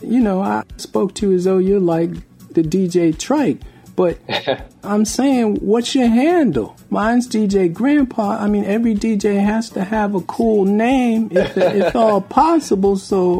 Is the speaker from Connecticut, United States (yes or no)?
yes; Bridgeport, Connecticut, United States; I grew up in Bridgeport, Connecticut